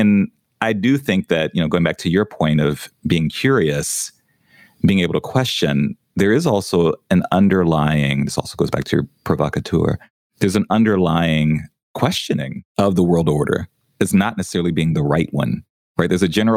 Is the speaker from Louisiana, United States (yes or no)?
yes; New Orleans, Louisiana, United States; moved away; also born or lived in New York; growing up in New Orleans